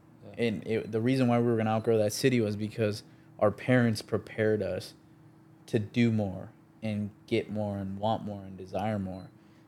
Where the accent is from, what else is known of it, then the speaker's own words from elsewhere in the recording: Chicago, Illinois, United States; we grew up in, we're from Chicago, and then we grew up, we moved out to the southwest suburbs.